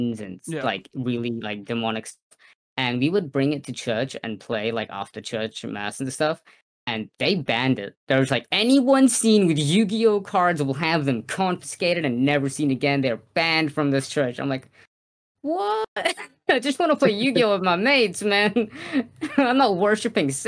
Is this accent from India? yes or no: no; New Zealand; I'm from New Zealand.